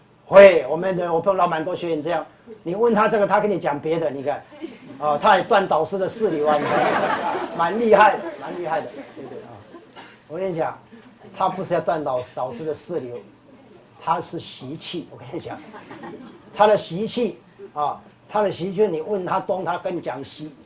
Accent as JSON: {"language": "Chinese", "country": "China", "said": "啊，所以我们中国人用的很好，叫心猿意马嘛，对不对？"}